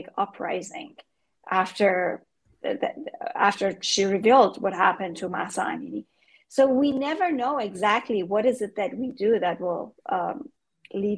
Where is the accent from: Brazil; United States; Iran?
Iran; moved away as an adult; we grew up in Iran